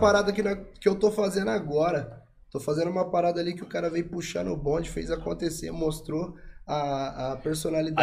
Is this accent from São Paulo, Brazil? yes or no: yes; São Paulo, Brazil; moved away; tem cinco anos que eu tô em São Paulo aí. Sou lá de Puan, cidade com um pouco mais de 20 mil habitantes.